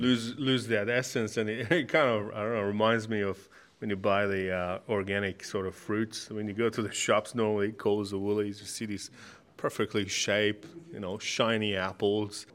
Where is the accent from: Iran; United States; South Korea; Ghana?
Iran; now in Australia; I'm from Middle East, I'm from Iran